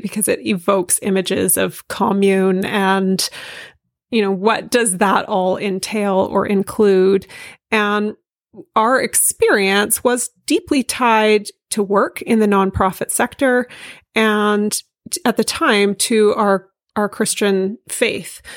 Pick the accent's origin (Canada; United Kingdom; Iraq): Canada; Vancouver, British Columbia; I'm from Vancouver. I grew up in the city